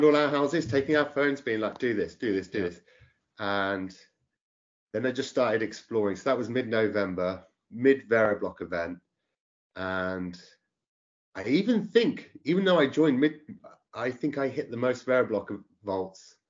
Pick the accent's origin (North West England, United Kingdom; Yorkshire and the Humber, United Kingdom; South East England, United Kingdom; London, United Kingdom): South East England, United Kingdom; Oxford; also born or lived in Brill, Buckinghamshire; I'm from Oxford